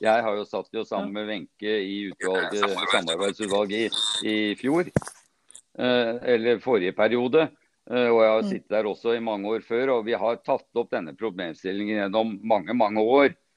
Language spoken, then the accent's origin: Norwegian; Sandvika, Akershus, Norway; Jeg er født og oppvokst her i Sandvika